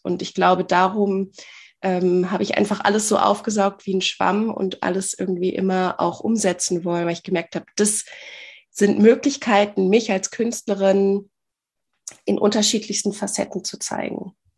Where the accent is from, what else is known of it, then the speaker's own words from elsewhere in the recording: near Bielefeld, North Rhine-Westphalia, Germany; ich komme aus der Nähe von Bielefeld